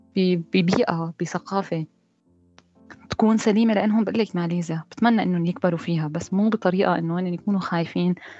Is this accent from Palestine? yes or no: no; Syria; moved away as an adult; now in Malaysia; أنا كنت موجودة بسوريا لحد 2015 كنت صامدة ما عندي أي فكرة إني أطلع من سوريا